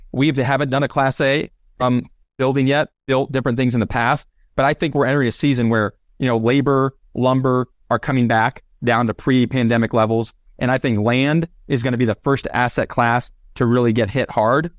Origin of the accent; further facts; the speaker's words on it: Des Moines, Iowa, United States; moved away as an adult; now in Denver, United States; I grew up in Des Moines, Iowa